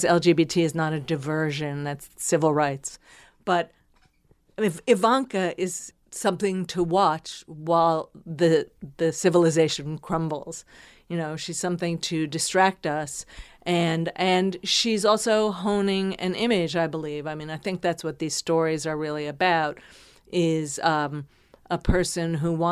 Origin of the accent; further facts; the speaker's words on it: New Jersey, United States; I was from New Jersey. And in my little town, my mother disapproved.